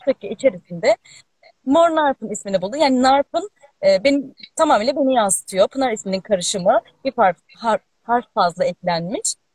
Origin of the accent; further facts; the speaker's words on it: Aegean Region, Turkey; Ben zaten Ege'liyim bu arada